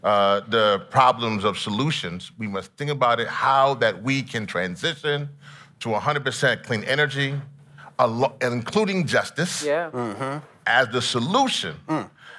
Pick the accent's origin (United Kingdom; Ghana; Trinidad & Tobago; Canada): Trinidad & Tobago; also born or lived in Louisiana, United States; Listen, I'm from Trinidad and Louisiana, so we do Mardi Gras and carnival.